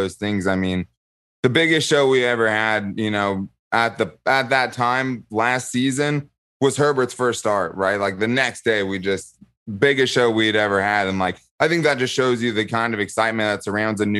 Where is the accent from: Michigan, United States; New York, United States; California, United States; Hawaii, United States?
California, United States; San Diego; I grew up in San Diego. I'm still in San Diego. I've always lived in San Diego